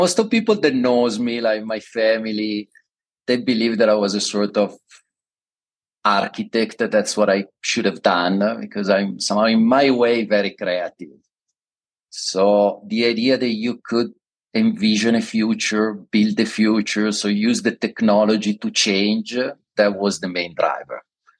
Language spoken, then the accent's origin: English; London, United Kingdom; English is a second language; also born or lived in Milan; I'm originally from Milan, moved to London when I was very young. I did all my university, master, PhD, all my study and education in London. I think I spent over 22 years there, so I feel myself a lot of a Londoner and less of an Italian